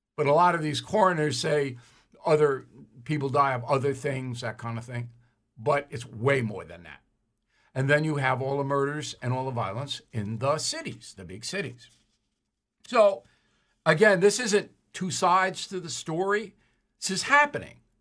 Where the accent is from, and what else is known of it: United States